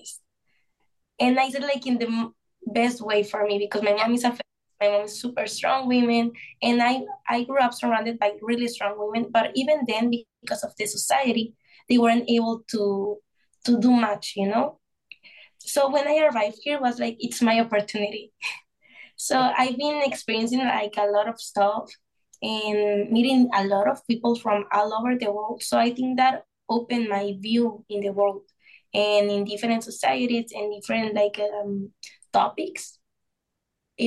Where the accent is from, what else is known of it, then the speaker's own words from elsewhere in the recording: northern Mexico, Mexico; English is a second language; moved away as an adult; now in Toronto, Canada; I'm from Mexico, from a small city. The north of Mexico.